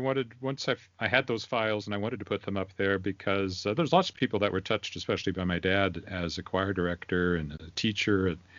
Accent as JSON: {"language": "English", "town": "Weyburn", "region": "Saskatchewan", "country": "Canada", "tie": "born or raised there", "lives_now": "Regina, Canada", "said": "it wasn't really until I moved up to Regina, I grew up in Weyburn, which is about 10,000 people."}